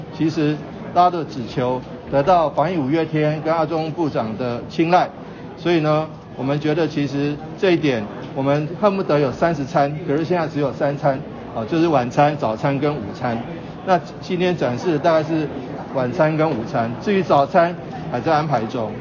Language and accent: Chinese; Tainan, Taiwan; 我们台南人